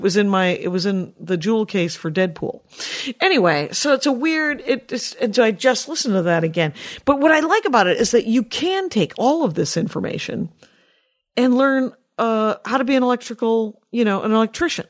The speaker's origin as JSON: {"language": "English", "country": "United States", "tie": "born or raised there", "said": "we were raised here in the United States of America"}